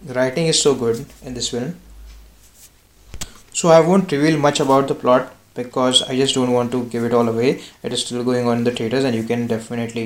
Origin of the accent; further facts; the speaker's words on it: Maharashtra, India; I am from Maharashtra and I live in Pune